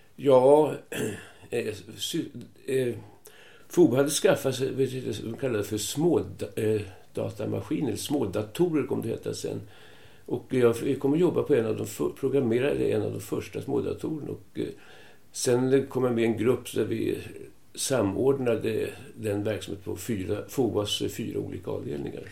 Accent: Stockholm, Stockholm County, Sweden; moved away as an adult; also born or lived in Gävle; now in Tyresö, Sweden; Jag är född på Kungsholmen men eh, flyttade väldigt tidigt först till Hammarbyhöjden och sen 48 eh, flyttade till Gamla Enskede

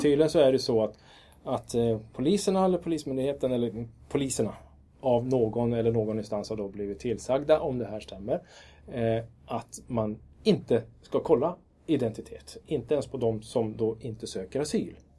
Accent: Kiruna, Norrbotten County, Sweden; also born or lived in Lund; jag är född i Lund och uppvuxen i Kiruna

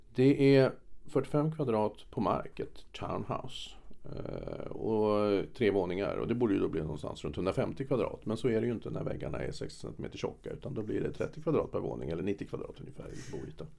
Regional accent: Stockholm, Stockholm County, Sweden; also born or lived in France; now in Stockholm, Sweden; Som gammal stockholmare

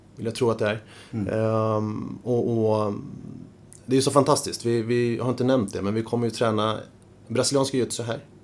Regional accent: Stockholm, Stockholm County, Sweden; jag är uppvuxen på Södermalm tillsammans med fyra syskon

